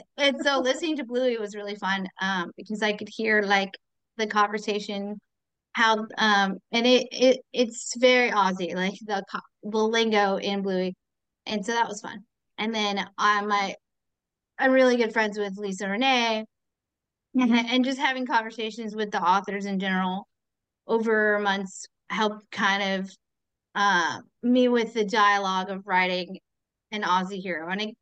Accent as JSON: {"language": "English", "country": "United States", "said": "I'm the only American author in this series of authors."}